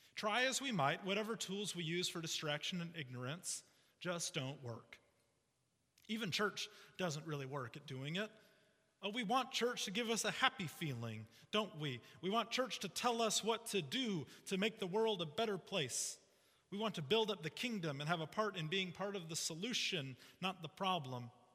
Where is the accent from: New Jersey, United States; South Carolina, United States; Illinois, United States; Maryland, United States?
Illinois, United States; Chicago; I grew up in the Chicago area